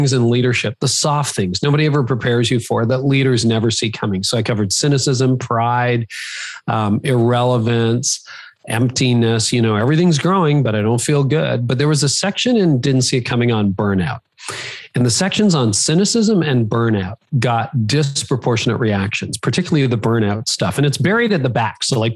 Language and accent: English; Canada; I am Canadian, even though most of my audience is American, I am Canadian